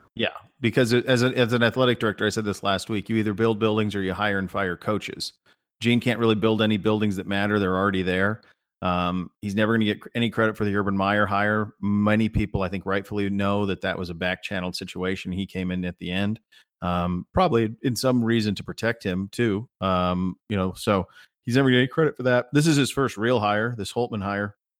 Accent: Montana, United States; I grew up in Montana

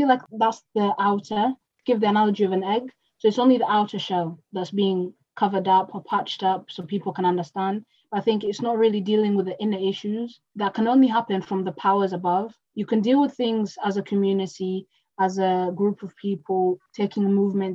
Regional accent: Kenya; now in Hull, United Kingdom; I'm from Africa, that's why I'm speaking like this

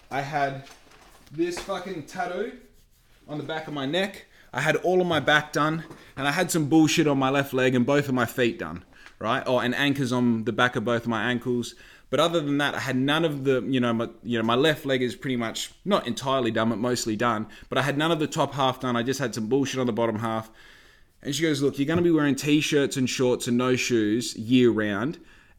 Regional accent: Australia; I'm from Australia. I have no experience, but I'm willing to work on your yacht

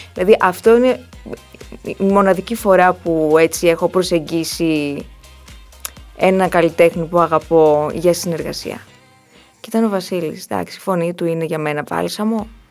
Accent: Ikaria, North Aegean, Greece; moved away as an adult; now in Athens, Greece; εκεί ζουν όλες μου οι παιδικές αναμνήσεις, εκεί είναι το πατρικό μου σπίτι, εκεί ζουν οι γονείς μου

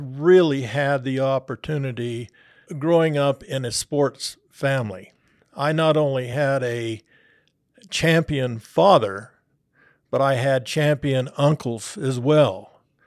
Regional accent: Salt Lake City, Utah, United States; moved away as an adult; also born or lived in Kansas City; I was about eight years old when we came back here to, to live in Salt Lake

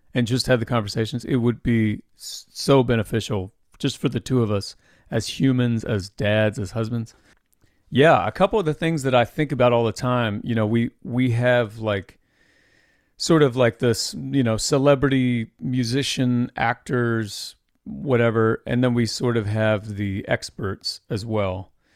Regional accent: Anderson, Indiana, United States; Well, I grew up in Indiana. I actually grew up in Anderson, in the, the same town as Anderson University where I went.

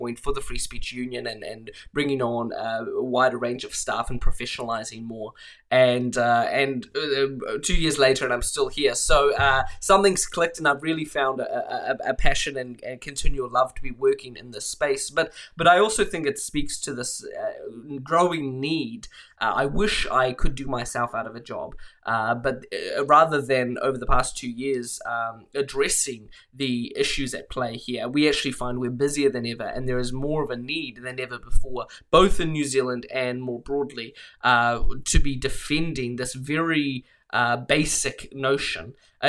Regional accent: Mozambique; So I grew up in Mozambique. My parents were humanitarian workers there who moved to Mozambique in the late 90s.

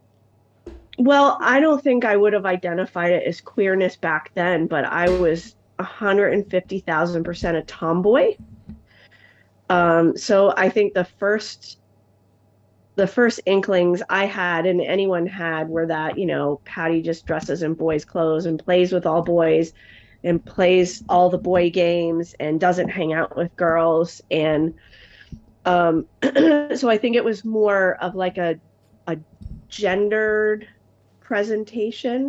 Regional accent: Albany, New York, United States; I was born in Albany, New York, and I was born in 1972

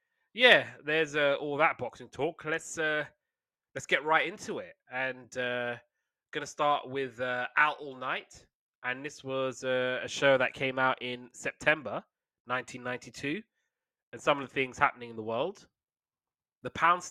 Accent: United Kingdom; being British

